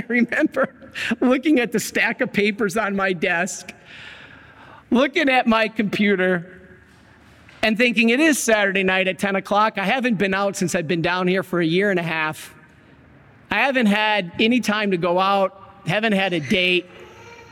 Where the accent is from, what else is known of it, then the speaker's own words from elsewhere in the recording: Michigan, United States; also born or lived in Salt Lake City, Utah; I grew up in Michigan.